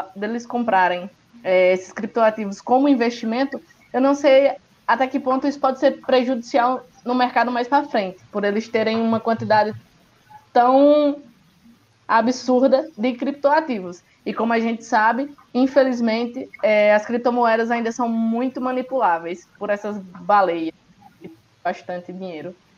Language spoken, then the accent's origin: Portuguese; Northeast Brazil, Brazil; eu que sou do Nordeste, do interior do Nordeste